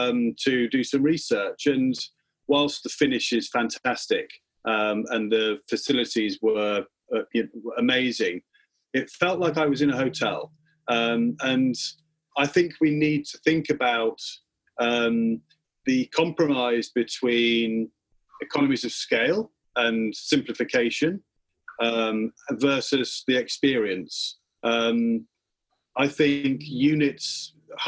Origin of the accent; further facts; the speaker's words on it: United Kingdom; as British people